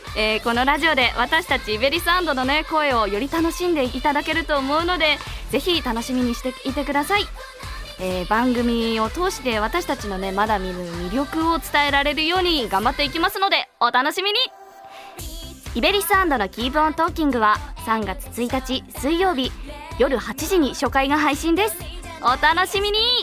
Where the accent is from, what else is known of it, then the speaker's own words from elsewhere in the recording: Niigata, Japan; 新潟県出身です